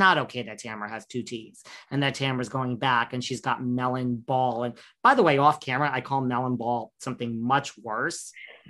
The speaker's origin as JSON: {"language": "English", "region": "New York", "country": "United States", "said": "I'm from New York"}